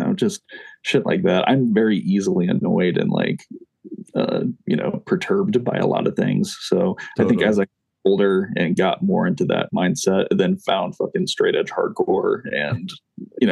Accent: Kokomo, Indiana, United States; also born or lived in Fort Wayne, Indiana

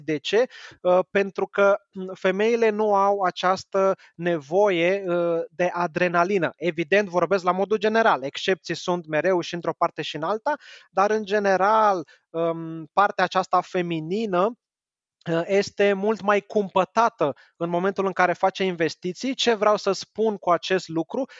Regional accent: Romania

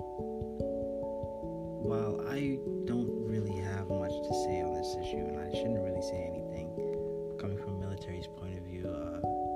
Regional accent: New York City, New York, United States; I grew up in Manhattan

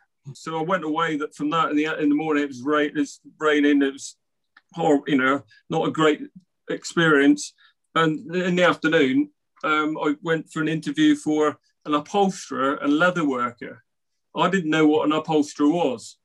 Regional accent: Cornwall, South West England, United Kingdom; my little village where I grew up in Cornwall

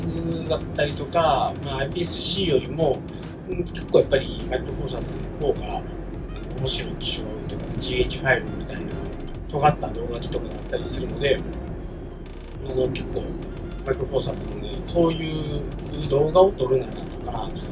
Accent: Kansai, Japan; 地元関西なんですけど

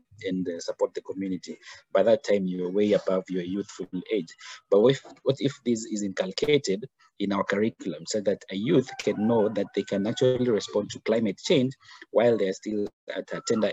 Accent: Kenya; I'm originally Kenyan. I born here, bred here, and studied here

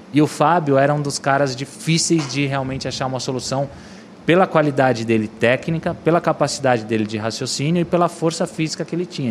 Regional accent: São Paulo, Brazil; also born or lived in Brasília / Cuiabá; E cheguei em São Paulo com sete anos.

